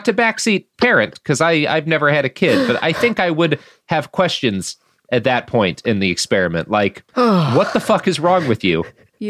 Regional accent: Texas, United States; I grew up in Texas.

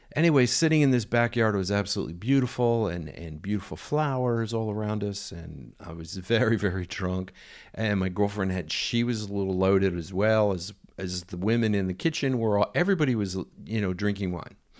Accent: United States; being an American

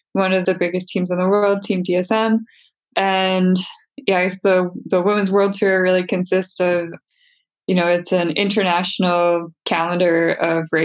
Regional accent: Winnipeg, Manitoba, Canada; I'm from Winnipeg, Manitoba in Canada.

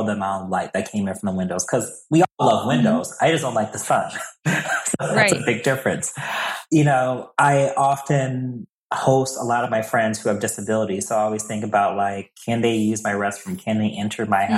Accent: Milwaukee, Wisconsin, United States; moved away as an adult; now in New England, United States; I'm originally from Milwaukee

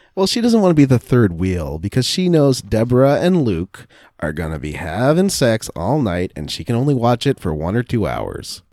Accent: Canada; as a Canadian

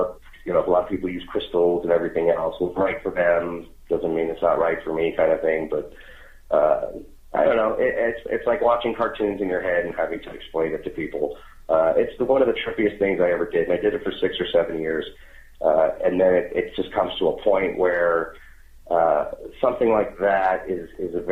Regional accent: Long Island, New York, United States; moved away; also born or lived in Las Vegas; I was born in Long Island too.

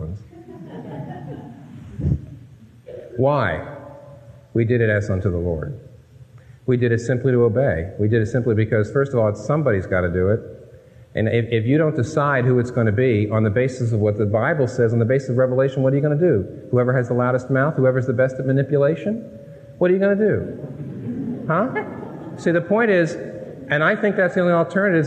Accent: Northeast, United States; My wife and I are not from the Midwest, we're not from the South, we're from the Northeast, raised in public schools

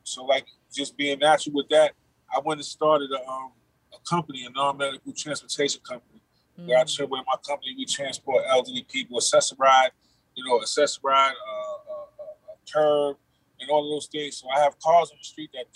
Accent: New York City, New York, United States; I'm from Far Rockaway also. I lived out there also

